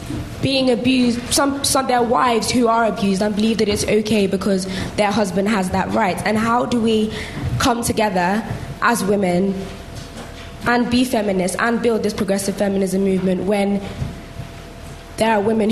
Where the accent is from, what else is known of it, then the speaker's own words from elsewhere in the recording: Nigeria; I'm Nigerian